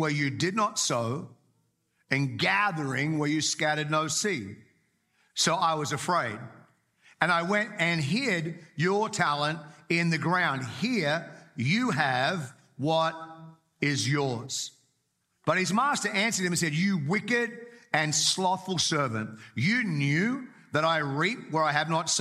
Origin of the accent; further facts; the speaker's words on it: Australia; moved away; also born or lived in Whangarei, New Zealand; I grew up in Australia, but I got saved in Australia and then moved with a family to Whangarei in New Zealand.